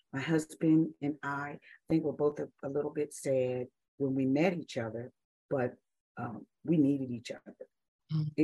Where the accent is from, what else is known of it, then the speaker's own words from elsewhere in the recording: United States; also born or lived in Dubai; being an American